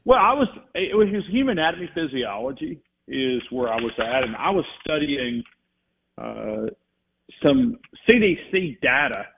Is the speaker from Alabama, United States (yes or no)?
yes; North Alabama, United States; growing up in North Alabama